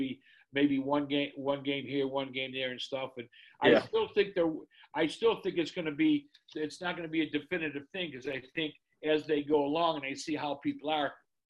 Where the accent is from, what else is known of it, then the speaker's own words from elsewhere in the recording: Chicago Ridge, Illinois, United States; we would be at home in Chicago Ridge. I grew up in Chicago Ridge in the South Side.